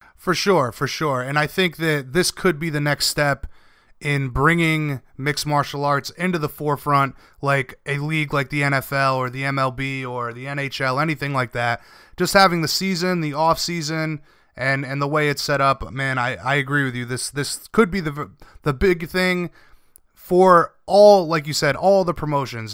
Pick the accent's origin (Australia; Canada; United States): United States; Rhode Island; I'm from Rhode Island